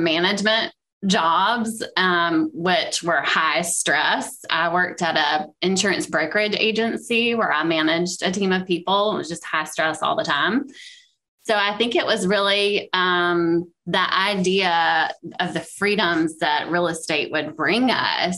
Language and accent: English; Macon, Georgia, United States; now in Columbia, United States; I'm from Macon, Georgia originally